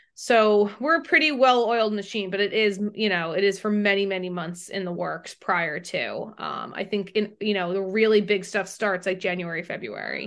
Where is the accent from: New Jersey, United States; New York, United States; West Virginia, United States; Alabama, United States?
New Jersey, United States; Ridgewood; I grew up in Ridgewood